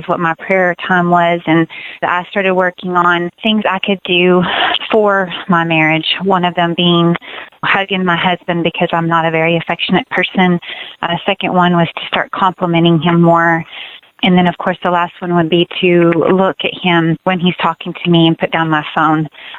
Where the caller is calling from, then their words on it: Texas, United States; Hi, Randy. And … I'm from Texas, and I listen to your show all the time